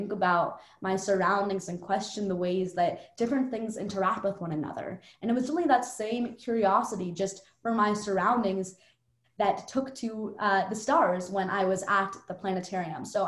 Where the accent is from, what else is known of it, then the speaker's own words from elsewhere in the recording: New York City, New York, United States; I grew up in Park Slope, Brooklyn. I still live in Park Slope, Brooklyn